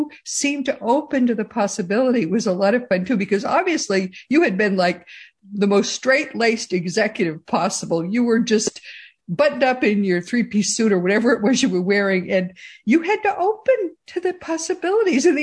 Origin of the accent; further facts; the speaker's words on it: Boston, Massachusetts, United States; moved away; we're from originally from the Boston area